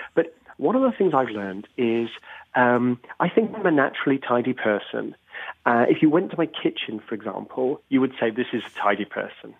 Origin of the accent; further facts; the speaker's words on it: United Kingdom; I'm British myself